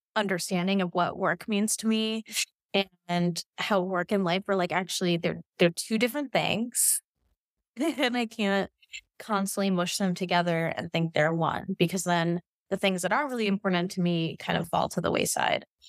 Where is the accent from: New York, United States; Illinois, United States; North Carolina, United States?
New York, United States; New York City; also born or lived in Kansas City / Vietnam; now in Miami, United States; where I grew up in New York